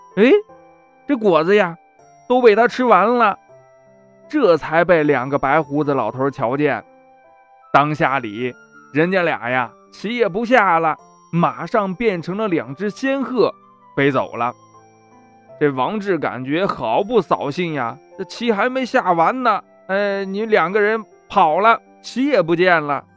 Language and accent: Chinese; Anyang, Henan, China; 走进我 的家乡